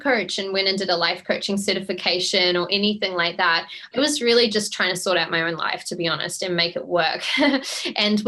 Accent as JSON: {"language": "English", "region": "Auckland", "country": "New Zealand", "tie": "born or raised there", "said": "So I grew up in Auckland, New Zealand"}